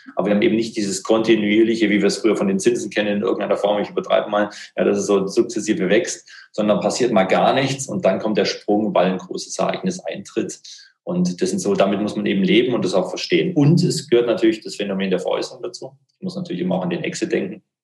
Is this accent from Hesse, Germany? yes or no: no; Baden-Württemberg, Germany; Ich bin da als Schwabe